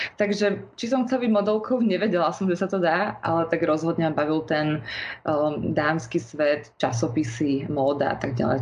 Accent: Bratislava, Bratislava Region, Slovakia; pochádzam z Bratislavy

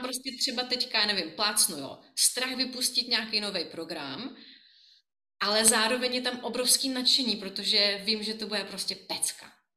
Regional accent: Brno, South Moravian Region, Czechia; moved away as an adult; now in Prague, Czech Republic; já jsem Brňačka

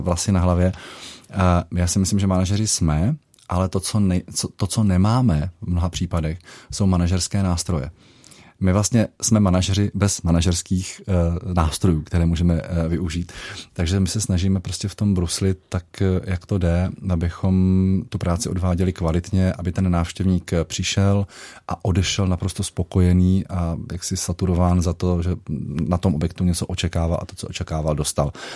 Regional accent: Moravia, Czechia; now in Karlštejn, Czech Republic; když jsem jezdíval ještě domů na Moravu

